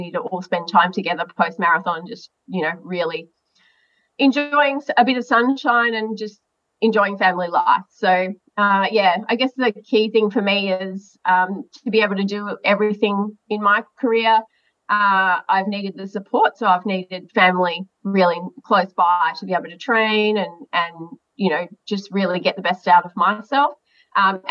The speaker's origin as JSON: {"language": "English", "town": "Melbourne", "region": "Victoria", "country": "Australia", "tie": "born or raised there", "said": "I grew up right here in Melbourne, only about 400 metres from my parents' house right now doing this interview"}